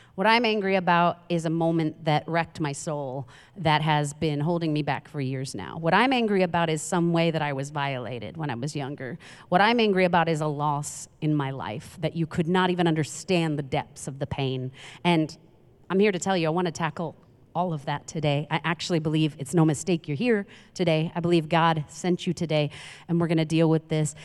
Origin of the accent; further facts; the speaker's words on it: New York City, New York, United States; I'm from Queens, New York